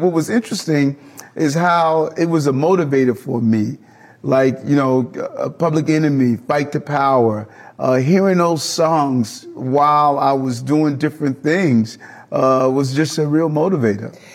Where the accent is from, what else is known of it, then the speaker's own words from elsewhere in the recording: New York City, New York, United States; I grew up in South Jamaica, Queens